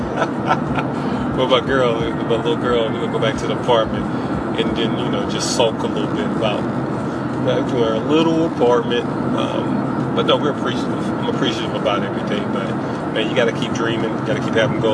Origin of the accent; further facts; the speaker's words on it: Alabama, United States; also born or lived in Seattle, Washington; now in Seattle area, Washington, United States; I'm living in Washington. I'm originally from Alabama